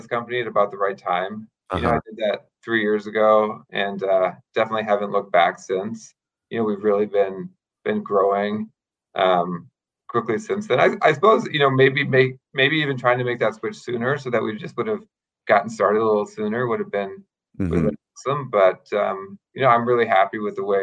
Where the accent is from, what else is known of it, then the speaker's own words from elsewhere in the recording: Minnesota, United States; moved away as an adult; also born or lived in State College, Pennsylvania; I'm originally from Minnesota